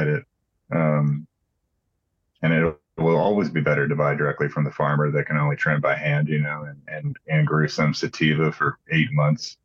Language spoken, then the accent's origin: English; Houston, Texas, United States; I grew up in Houston